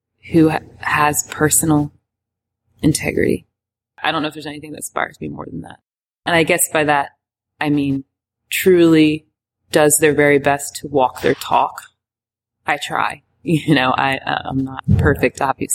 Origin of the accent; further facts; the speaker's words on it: Richmond, Virginia, United States; moved away as an adult; now in Atlanta, United States; Richmond, Virginia, where we're from